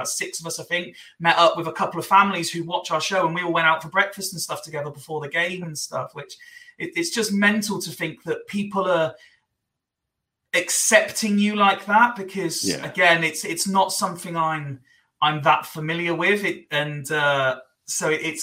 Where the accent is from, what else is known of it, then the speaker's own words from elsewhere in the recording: Scotland, United Kingdom; also born or lived in Swindon; So I was born in Swindon, but as a kid, we moved up to Scotland. I think I was two